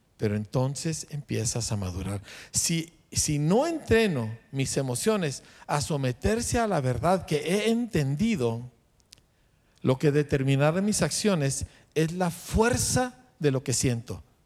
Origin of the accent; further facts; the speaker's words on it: Mexico; a mí como mexicano